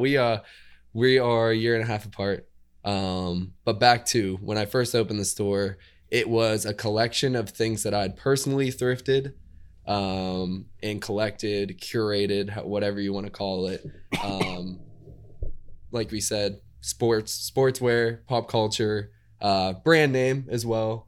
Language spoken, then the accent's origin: English; Indiana, Pennsylvania, United States; moved away as an adult; now in Pittsburgh, United States; I'm actually from Indiana, Pennsylvania.